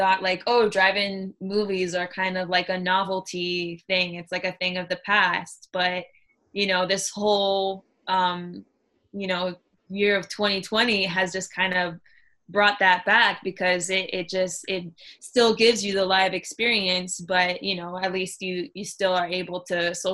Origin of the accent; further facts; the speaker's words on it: Miami, Florida, United States; the American Airlines Arena in Miami, that would, you know, in my hometown